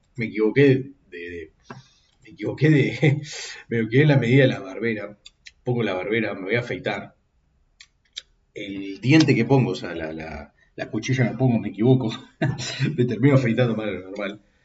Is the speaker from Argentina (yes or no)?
yes; Argentina; yo como argentino